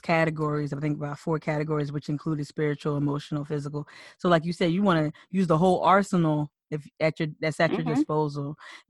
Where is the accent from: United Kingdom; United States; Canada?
United States; New Jersey; moved away as an adult; also born or lived in Philadelphia; I'm born and raised in Jersey, and I lived in Philly for 10 years after undergrad